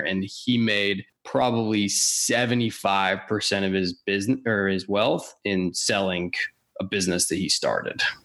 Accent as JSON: {"language": "English", "region": "Washington", "country": "United States", "tie": "born or raised there", "also_born_or_lived": "Texas", "said": "I grew up in Washington."}